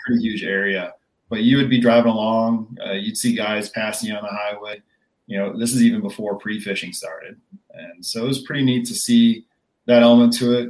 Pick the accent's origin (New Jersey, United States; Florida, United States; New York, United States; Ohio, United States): New York, United States; Rochester; now in North Carolina, United States; I grew up in Rochester, New York.